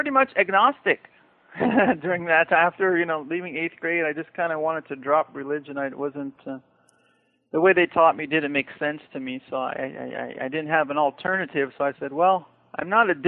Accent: Daly City, California, United States; I grew up in Daly City, California, which borders San Francisco

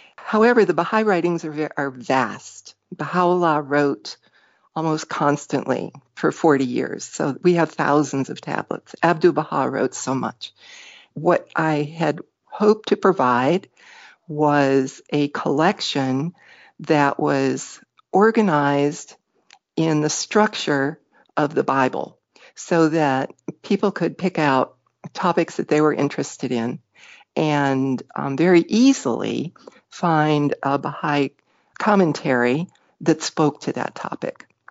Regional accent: Parma Heights, Ohio, United States; I grew up around Cleveland, Ohio, a little town called Parma Heights

